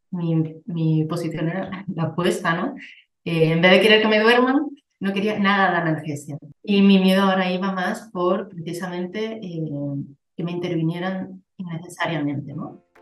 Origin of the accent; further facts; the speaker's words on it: Bilbao, Basque Country, Spain; also born or lived in Andalusia; now in Barcelona, Spain; vivo ahora mismo en una ciudad de Barcelona, pero soy de Bilbao y he estado en Andalucía. La verdad, me he movido por, por varias partes